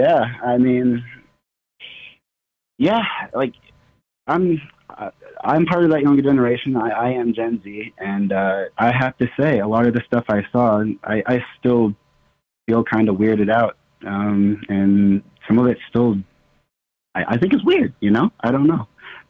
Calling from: Nebraska, United States; I'm calling from Nebraska.

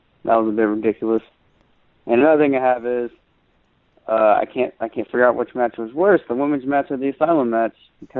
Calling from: Georgia, United States; from Georgia.

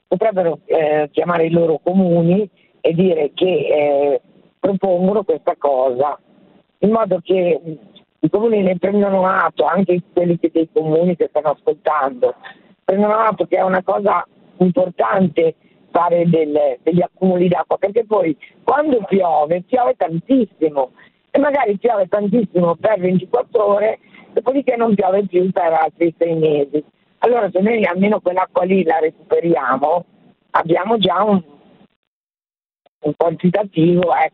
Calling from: Lombardy, Italy; Siamo dalla Valtellina.

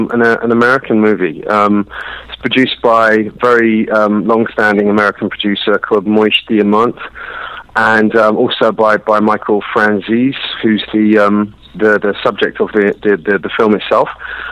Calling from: London, United Kingdom; I'm calling you from London, London, England.

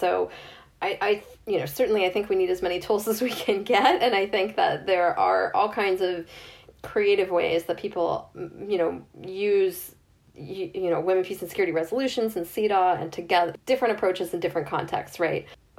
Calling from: Northern Ireland, United Kingdom; I'm speaking from Northern Ireland, I'm seeing there's significant mobilizing here

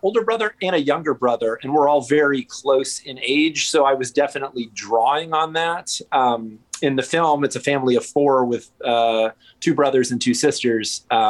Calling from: Chicago, Illinois, United States; I'm calling in from Rogers Park, very close to where we shot Relative

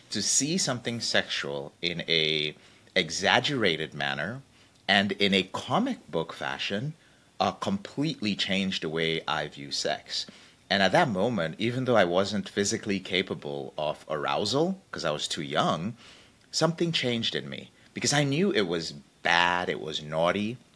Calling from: Wichita, Kansas, United States; I'm coming all the way from a very sunny Wichita, Kansas.

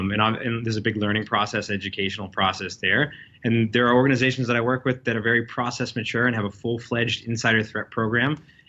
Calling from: Boston, Massachusetts, United States; I'm dialing in from the Back Bay of Boston

